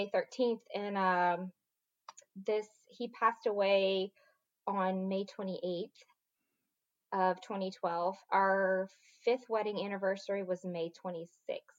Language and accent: English; Lafayette, Louisiana, United States; moved away as an adult; now in Dallas, United States; I grew up in a kind of small town, Lafayette, Louisiana, the mm-hmm. southern part of the boot, so to speak. And I grew up there my entire life.